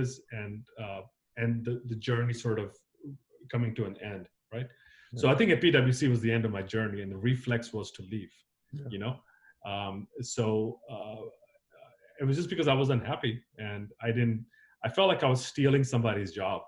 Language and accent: English; United States; moved away as an adult; also born or lived in Zambia / Nigeria; now in Los Angeles, United States; I grew up in South and North Carolina